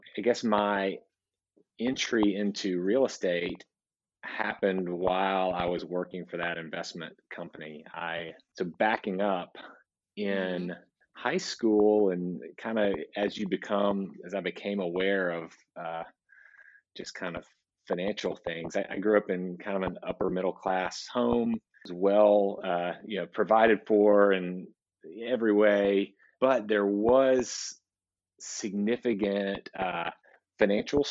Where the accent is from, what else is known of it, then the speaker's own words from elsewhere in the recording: Nashville, Tennessee, United States; I was born in Nashville, Tennessee